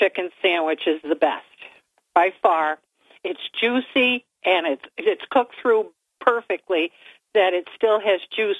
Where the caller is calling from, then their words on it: Endicott, New York, United States; from Endicott.